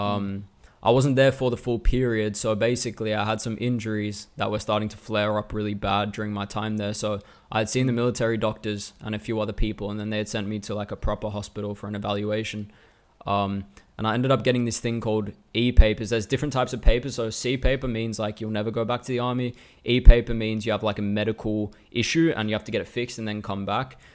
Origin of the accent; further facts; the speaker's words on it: Melbourne, Victoria, Australia; also born or lived in Hong Kong; now in Finland; I was born in Melbourne in two thousand, so I'm Australian